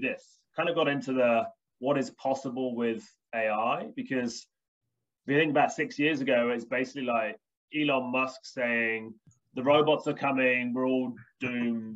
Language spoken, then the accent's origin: English; United Kingdom; also born or lived in Birmingham, United Kingdom; I'm British English